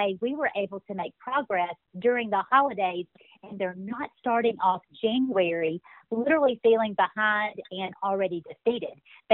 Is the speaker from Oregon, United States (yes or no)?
no; Birmingham, Alabama, United States; accent: Southern; also born or lived in Texas; now in Dallas area, Texas, United States; I grew up in Birmingham, Alabama, so I'm an Alabama girl